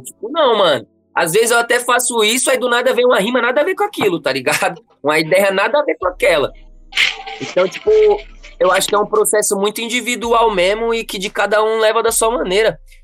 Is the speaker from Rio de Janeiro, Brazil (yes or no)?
no; São Paulo, Brazil; Eu sou daqui do Grajaú